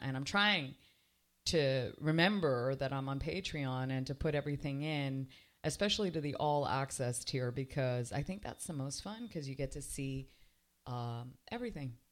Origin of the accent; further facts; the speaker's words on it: Canada; now in Miami, United States; I was raised in Canada